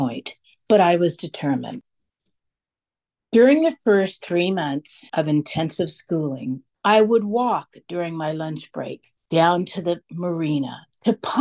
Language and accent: English; San Francisco, California, United States; I was a student at the California Culinary Academy in my hometown of San Francisco.